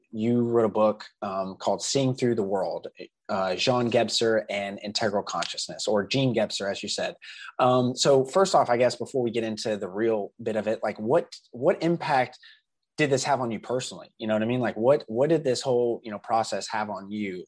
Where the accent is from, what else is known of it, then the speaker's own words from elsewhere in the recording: Southeastern United States, United States; me growing up in the South is specific to growing up in the Southern United, or, uh, you know, Southeastern United States